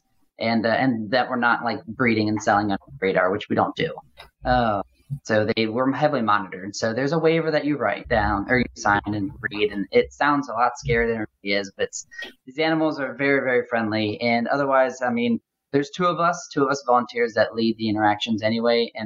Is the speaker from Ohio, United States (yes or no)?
yes; Cincinnati, Ohio, United States; now in Louisville, United States; I am located in Louisville, Kentucky right now. My hometown is in Cincinnati, Ohio.